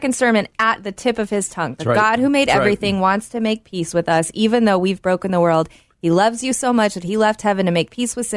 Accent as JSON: {"language": "English", "country": "United States", "said": "we have such a luxury as American Christians"}